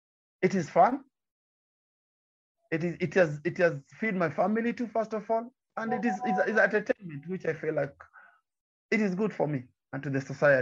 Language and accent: English; Nyanza, Kenya; I'm coming from the Nyanza province in Kenya, near to Lake Victoria.